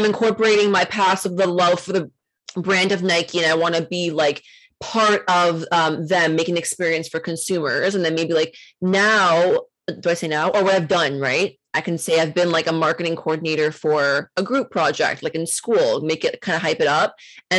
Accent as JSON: {"language": "English", "town": "Toronto", "region": "Ontario", "country": "Canada", "tie": "born or raised there", "said": "Me in Toronto."}